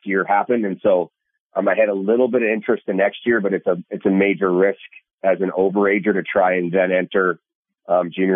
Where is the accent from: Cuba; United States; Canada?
Canada; As a Canadian growing up, like you're pushed and encouraged towards major junior in Canada.